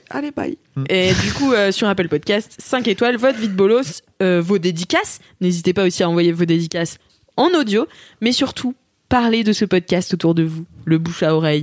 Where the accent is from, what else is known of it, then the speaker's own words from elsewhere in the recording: France; en tant que française